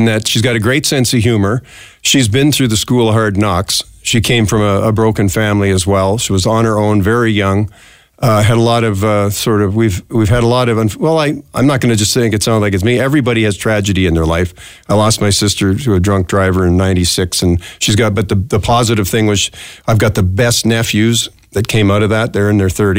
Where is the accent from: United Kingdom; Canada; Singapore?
Canada; also born or lived in Minneapolis, United States / Regina, Canada; now in Edmonton, Canada; a Canadian, a transplanted Canadian living there